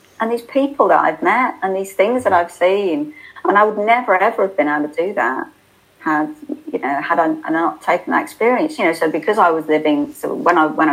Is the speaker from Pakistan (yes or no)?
no; United Kingdom; we're polite and we're British